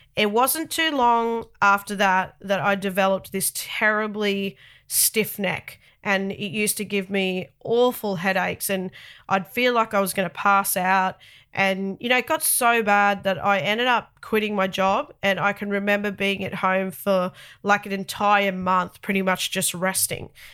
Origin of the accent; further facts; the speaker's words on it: Sydney, New South Wales, Australia; accent: very thick Australian; I'm the only one of my family that's born in Australia, specifically Sydney. I've lived in Australia all of my thirty-eight years of life, and no doubt that's responsible for the very thick Australian accent